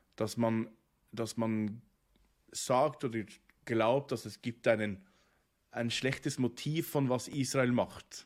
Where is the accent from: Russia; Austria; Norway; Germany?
Norway; Oslo; German is a second language; now in Bern, Switzerland; In äh, Norwegen ja. ähm, wo ich geboren bin und, und, aufgewachsen